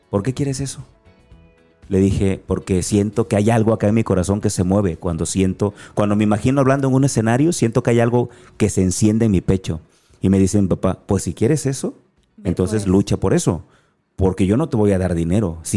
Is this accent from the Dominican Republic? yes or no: no; Acapulco, Guerrero, Mexico; accent: Acapulco; Así aprendí, porque yo soy acapulqueño. Y a lo mejor no notas mi acento